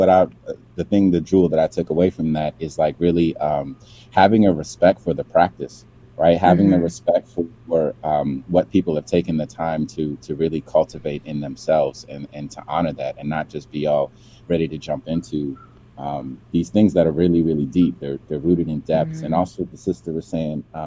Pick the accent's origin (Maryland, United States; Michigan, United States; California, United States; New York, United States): Maryland, United States; Silver Spring; also born or lived in Atlanta, Georgia / Nigeria; I grew up in the DMV, as it's called, by way of Silver Spring, Maryland.